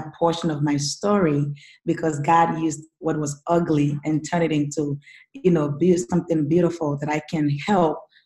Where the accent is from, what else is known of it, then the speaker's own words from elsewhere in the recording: Ghana; now in United States; before I came to the United States, I come from Ghana, which is in West Africa. And I grew up, you know, single mom, very, very poor background